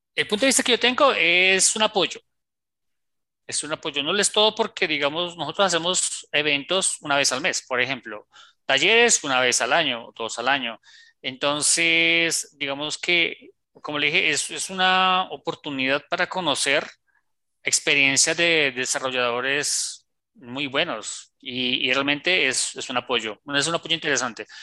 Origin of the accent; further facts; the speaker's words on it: Colombia; also born or lived in Bogotá; como decimos aquí en Colombia